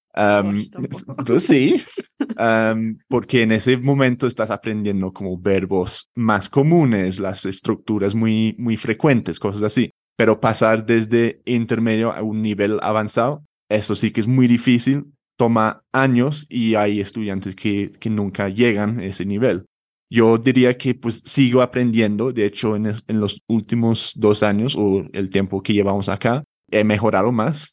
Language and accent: Spanish; London, United Kingdom; Spanish is a second language; moved away as an adult; also born or lived in a small town in England / Spain; now in Bogotá, Colombia; nací en Londres hace treinta y pico años, no voy a decir el número exacto. y sí, me crecí o crecí en Londres. Ah, con ocho o nueve años me mudé a otra ciudad o un pueblito en, Inglaterra